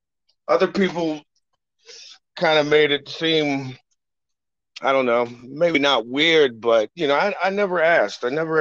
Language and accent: English; Reston, Virginia, United States; also born or lived in Ohio; I am originally from Reston, Virginia, up in Northern Virginia, but I moved here in 1978. So pretty much been here my whole life. I did move to Ohio for a while to play some music stuff.